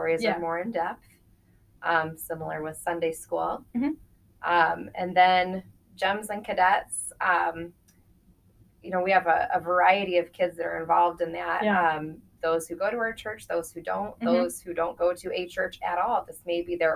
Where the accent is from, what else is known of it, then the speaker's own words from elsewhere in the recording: Nebraska, United States; moved away as an adult; I grew up in Nebraska